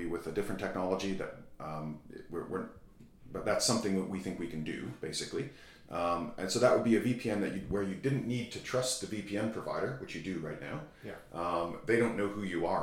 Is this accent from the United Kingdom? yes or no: no; Canada; I'm from Canada